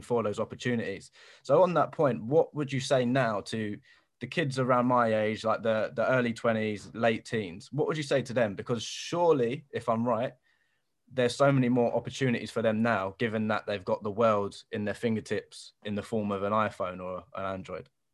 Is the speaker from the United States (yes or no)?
no; London, United Kingdom; I'm from Bermondsey, so South London